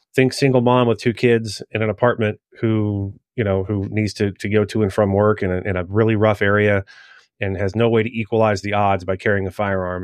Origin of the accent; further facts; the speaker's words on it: Maryland, United States; moved away; my home state, uh, of Maryland